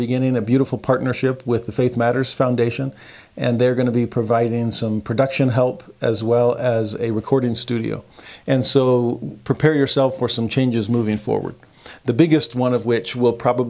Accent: United States; also born or lived in Texas / California; I grew up in Texas and Southern California, away from the Mormon corridor

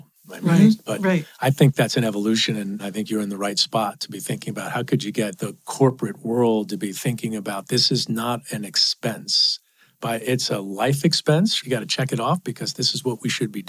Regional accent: New York City, New York, United States; I grew up in Queens, five people in a two-bedroom apartment

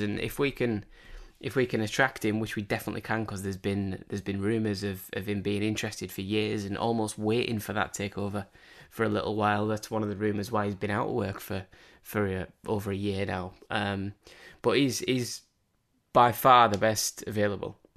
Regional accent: Cumbria, North West England, United Kingdom; I grew up in Cumbria

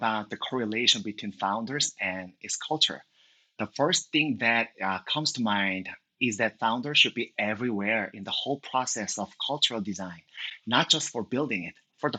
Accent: Seoul, South Korea; English is a second language; moved away as an adult; now in United States; And actually, I moved to the Bay Area from Seoul, Korea a few years ago, but I have been spending most of my time building the product in Seoul.

